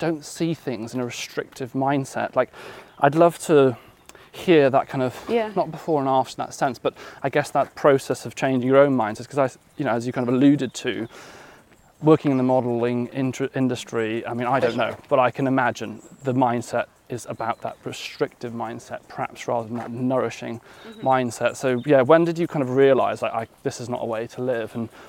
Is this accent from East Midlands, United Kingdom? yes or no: no; Wales, United Kingdom; I grew up, you know, I'm 32 now, I grew up in West Wales, which is a, you know, Wales is a rugby nation